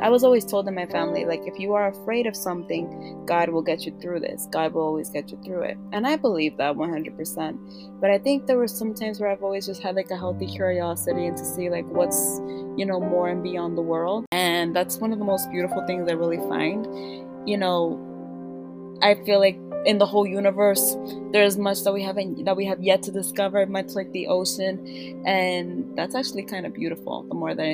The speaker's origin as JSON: {"language": "English", "region": "New York", "country": "United States", "tie": "born or raised there", "said": "me growing up in New York"}